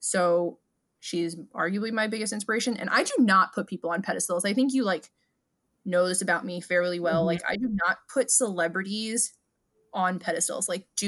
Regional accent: New York City, New York, United States; because we're from New York

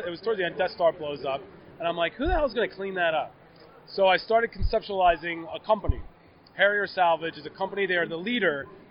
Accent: Philadelphia, Pennsylvania, United States; moved away; I'm a Philadelphia guy, born and raised.

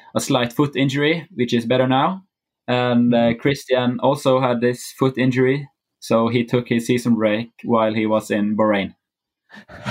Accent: Bergen, Vestland, Norway; Bergen, my hometown

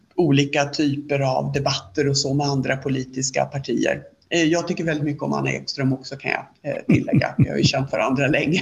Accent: Sweden

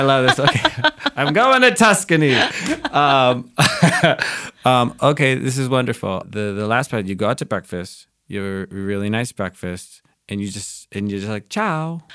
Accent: Wisconsin, United States; moved away; I grew up in Wisconsin

